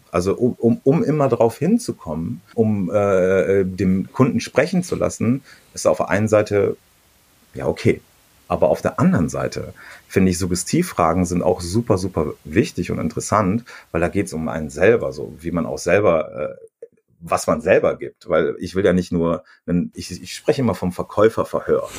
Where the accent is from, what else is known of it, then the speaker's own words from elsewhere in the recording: Germany; bei uns in Deutschland